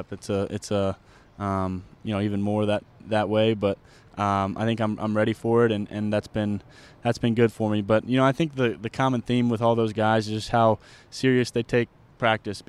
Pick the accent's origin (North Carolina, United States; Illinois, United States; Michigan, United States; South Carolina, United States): North Carolina, United States; Charlotte; growing up in Charlotte